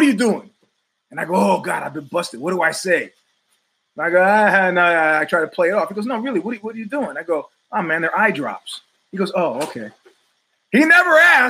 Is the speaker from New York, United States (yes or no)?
yes; New York, United States; now in Northern California, United States; I'm originally from New York